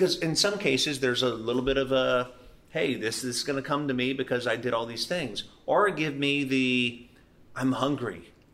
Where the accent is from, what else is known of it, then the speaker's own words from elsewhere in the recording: Louisiana, United States; I grew up in Louisiana.